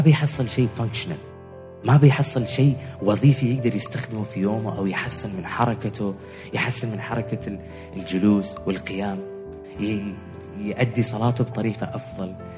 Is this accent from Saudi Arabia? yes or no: no; Oman; احنا مجتمع عماني